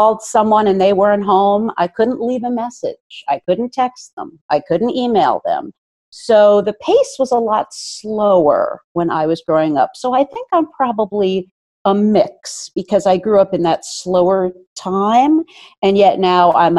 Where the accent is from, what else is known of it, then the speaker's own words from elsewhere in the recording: Princeton, New Jersey, United States; I was brought up in Princeton, New Jersey, and have basically lived here in the tri-state area forever